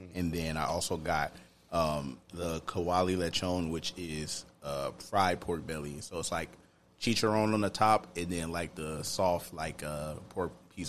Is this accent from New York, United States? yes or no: no; Champaign, Illinois, United States; I'm from Shambanistan.